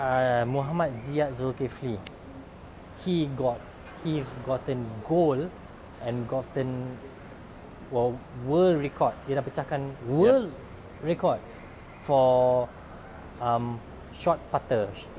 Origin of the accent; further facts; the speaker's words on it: Malaysia; also born or lived in Singapore; I worked in Singapore also, and I know that when we are in Singapore, Malaysians stick together regardless of race.